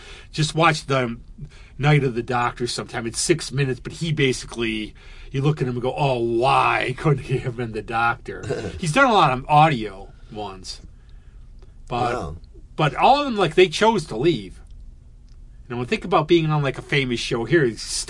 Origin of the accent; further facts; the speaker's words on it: Scotland, United Kingdom; Oh, I'm Scottish. It's good I can complain about things.